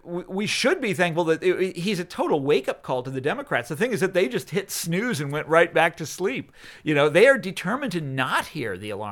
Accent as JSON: {"language": "English", "town": "Kansas City", "country": "United States", "moved": "yes", "said": "I'm from Kansas City. I go back there all the time."}